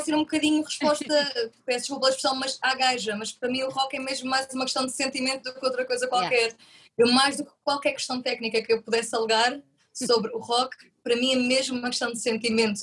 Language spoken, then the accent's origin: Portuguese; Madeira, Portugal; moved away; also born or lived in Porto; eu sou natural da Madeira